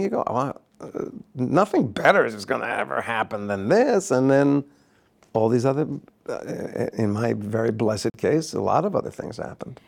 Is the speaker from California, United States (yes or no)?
no; New Jersey, United States; I grew up in New Jersey